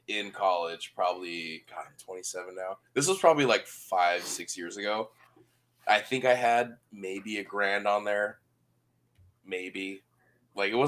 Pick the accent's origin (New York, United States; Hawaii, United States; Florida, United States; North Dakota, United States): Hawaii, United States; Oahu; born and raised on Oahu, Hawaii